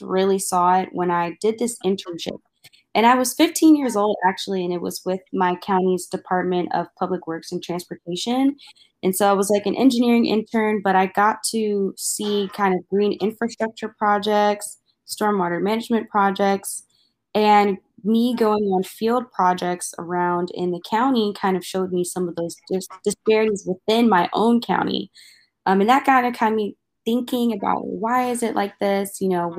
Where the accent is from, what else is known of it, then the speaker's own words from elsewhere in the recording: Maryland, United States; Growing up in my home state of Maryland